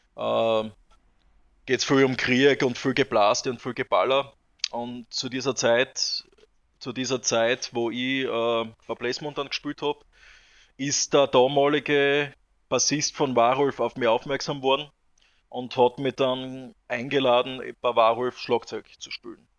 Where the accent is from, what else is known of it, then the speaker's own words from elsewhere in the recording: southern Styria, Austria; wir kommen zwar alle aus, aus der Steiermark, aber ich bin persönlich äh, im Süden aufgewachsen, also lebe im Süden der Steiermark